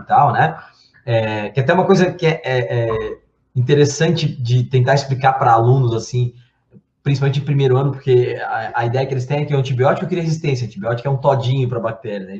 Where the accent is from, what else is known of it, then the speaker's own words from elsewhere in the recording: Brazil; eu, como bom brasileiro